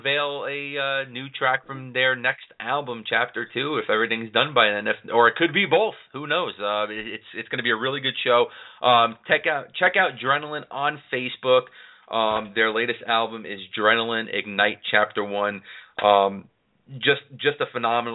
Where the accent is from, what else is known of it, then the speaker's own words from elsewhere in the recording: New York City, New York, United States; I am from the New York City area.